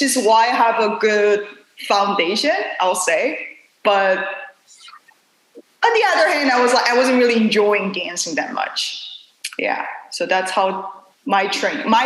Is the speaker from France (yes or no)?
no; South Korea; English is a second language; moved away as an adult; now in New York City, United States; I was born and raised in South Korea